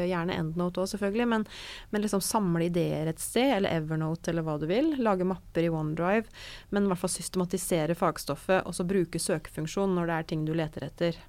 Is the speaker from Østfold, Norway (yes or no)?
yes; Fredrikstad, Østfold, Norway; also born or lived in Trondheim; jeg bodde hjemme i Fredrikstad